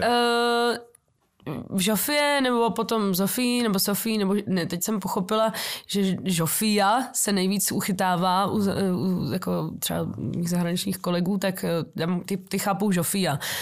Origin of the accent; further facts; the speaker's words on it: Czechia; taky jsem Češka